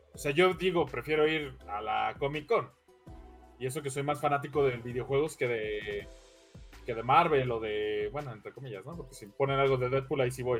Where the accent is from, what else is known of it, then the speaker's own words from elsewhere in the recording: Mexico; yo como mexicano residente de aquí